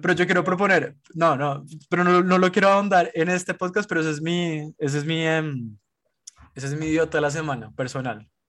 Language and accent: Spanish; Colombia; somos los colombianos